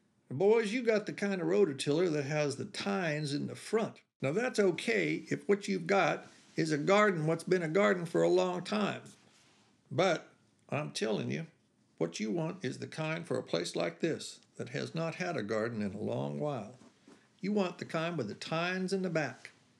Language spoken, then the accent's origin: English; Beech Grove, Indiana, United States; driving up to my mother's house in Beech Grove, where I grew up outside of Indianapolis